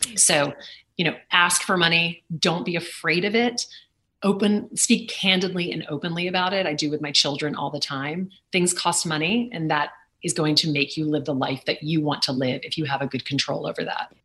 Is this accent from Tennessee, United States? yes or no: no; Lake Charles, Louisiana, United States; now in New York City, United States; growing up in Lake Charles, Louisiana